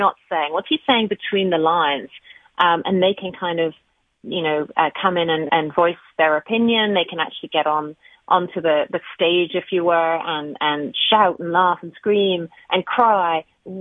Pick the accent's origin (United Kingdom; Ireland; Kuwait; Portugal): United Kingdom; England; also born or lived in Australia / Canada; now in United States; We actually moved here from Australia 6 years ago. So we're full-time residents here, but I'm from England.